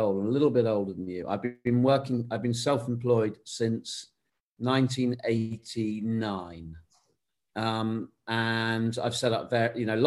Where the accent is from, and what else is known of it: United Kingdom